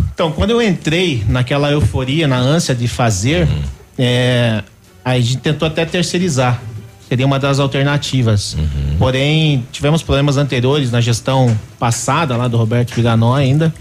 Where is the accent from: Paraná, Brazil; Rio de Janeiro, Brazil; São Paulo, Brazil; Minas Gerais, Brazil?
Paraná, Brazil; Curitiba; moved away as an adult; now in Pato Branco, Brazil; eu sou de Curitiba, minha família, né? Ainda tenho raízes lá